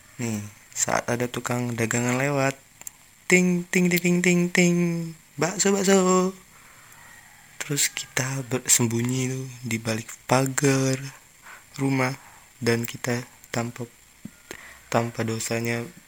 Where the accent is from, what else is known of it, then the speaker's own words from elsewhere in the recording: Palembang, South Sumatra, Indonesia; aku kan orang Palembang